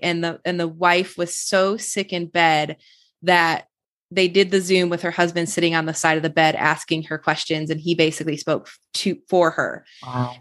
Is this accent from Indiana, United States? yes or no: no; Michigan, United States; I grew up in Michigan